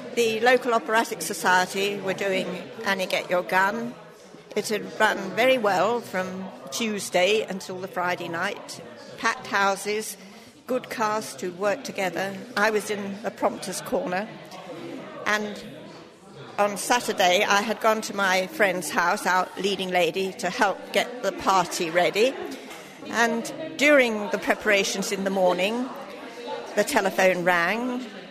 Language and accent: English; London, United Kingdom; now in Stratford-upon-Avon, United Kingdom; I come from London originally